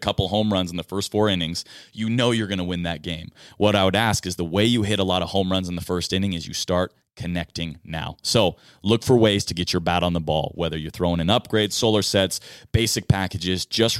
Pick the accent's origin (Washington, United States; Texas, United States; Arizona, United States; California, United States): Washington, United States; Seattle; I got to watch my hometown team, the Seattle Mariners, compete against the New York Yankees